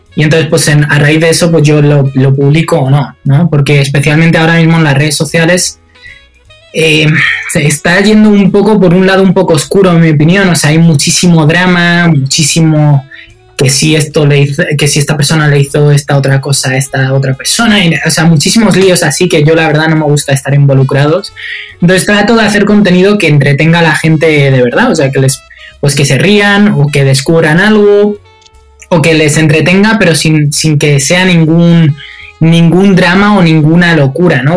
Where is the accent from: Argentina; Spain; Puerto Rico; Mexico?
Spain; moved away; desde que yo salí de España